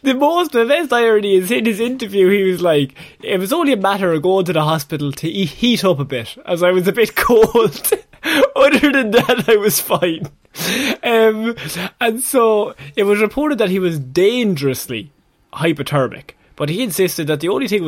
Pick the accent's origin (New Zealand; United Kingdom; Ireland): Ireland